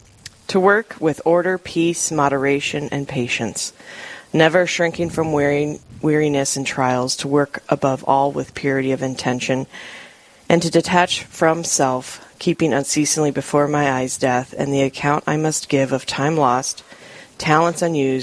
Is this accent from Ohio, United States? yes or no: no; Rapid City, South Dakota, United States; moved away; I was born and raised out in Rapid City